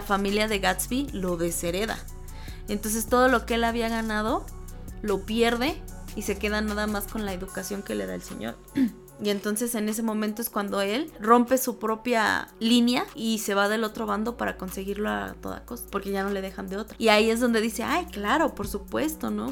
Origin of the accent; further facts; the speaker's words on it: Mexico; somos mexicanos